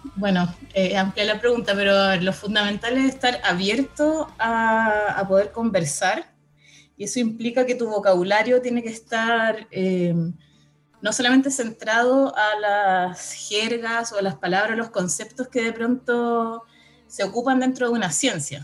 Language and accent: Spanish; Santiago, Santiago Metropolitan Region, Chile; yo como santiaguina